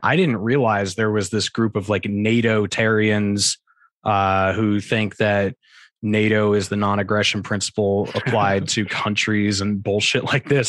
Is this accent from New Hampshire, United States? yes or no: yes; New Hampshire, United States; moved away as an adult; also born or lived in Arizona / Colorado / Utah; I was born and raised in New Hampshire